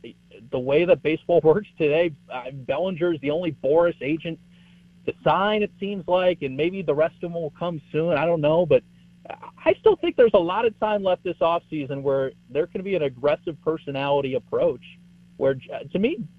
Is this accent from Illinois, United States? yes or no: yes; Chicago, Illinois, United States; We're from Chicago, obviously, so when they go home, they can watch us.